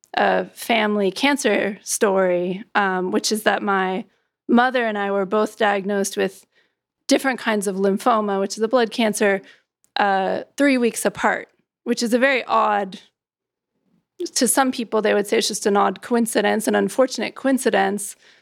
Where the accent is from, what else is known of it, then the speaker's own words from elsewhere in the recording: California, United States; now in New York, United States; my home state of California, in the state where I live now, which is New York